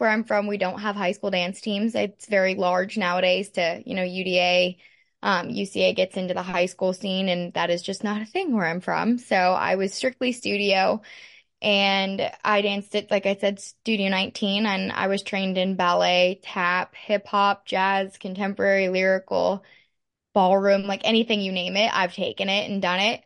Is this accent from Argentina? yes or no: no; Pittsburgh, Pennsylvania, United States; moved away as an adult; now in Lexington, United States; I'm from Pittsburgh, Pennsylvania. I grew up dancing there